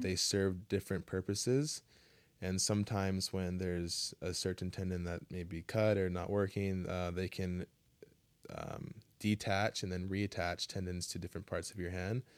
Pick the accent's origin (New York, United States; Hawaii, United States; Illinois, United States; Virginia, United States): Hawaii, United States; Kailua; I grew up in Kailua